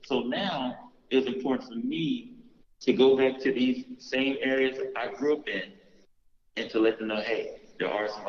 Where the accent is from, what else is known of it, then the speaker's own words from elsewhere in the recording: Los Angeles, California, United States; I'm from South Central L.A., born and raised